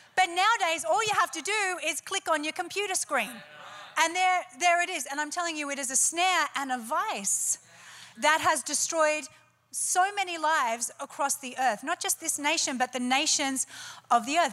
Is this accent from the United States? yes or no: no; Australia; I'm Australian. We like it a bit noisy and robust